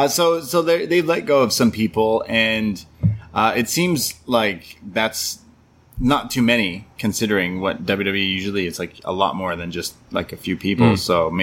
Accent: Canada; I'm a Canadian

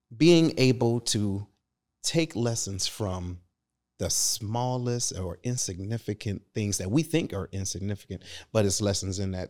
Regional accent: Detroit, Michigan, United States; moved away; I'm originally from Detroit

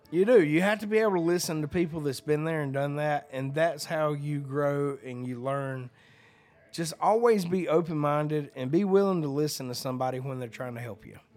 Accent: Hazards, Georgia, United States; now in Nashville, United States; I'm from Hazards, Georgia. I moved fucking seven hours north, didn't know anybody

